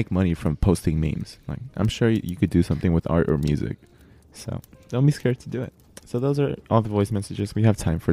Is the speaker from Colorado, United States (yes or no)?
no; California, United States; accent: Californian; We have a Californian accent